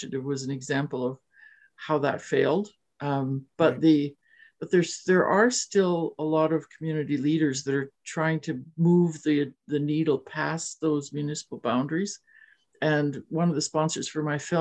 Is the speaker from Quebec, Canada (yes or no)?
no; Waterloo, Ontario, Canada; I'm born and raised here, 74 years old now